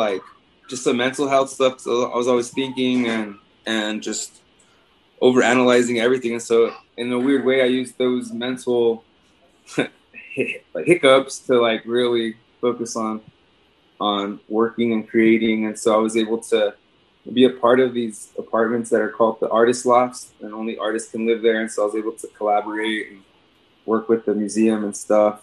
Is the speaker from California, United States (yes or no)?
no; El Paso, Texas, United States; Born and raised in El Paso